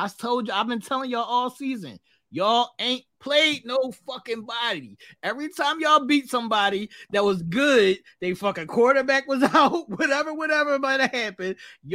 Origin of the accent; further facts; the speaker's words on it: Philadelphia, Pennsylvania, United States; I'm not from Philly. I'm from Southwest. Don't ever get that fucked up. I am from Southwest. I do not claim all of these other people on these other sections of the city. I'm from Southwest. I'm from the Phil.